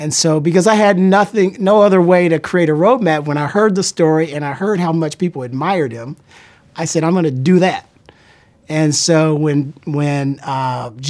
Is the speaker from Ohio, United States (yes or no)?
yes; Columbus, Ohio, United States; moved away; also born or lived in Chicago; I was born in Columbus, Ohio